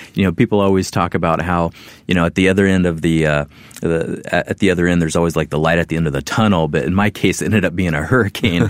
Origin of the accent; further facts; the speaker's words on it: Midwest, United States; moved away as an adult; I'm a Midwesterner.